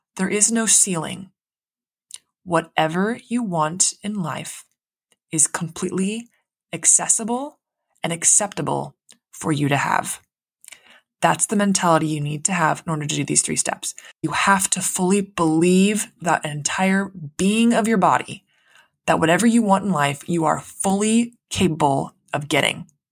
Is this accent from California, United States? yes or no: yes; Central Coast of California, United States; also born or lived in San Diego; I grew up in the Central Coast. I went to school in the Central Coast of California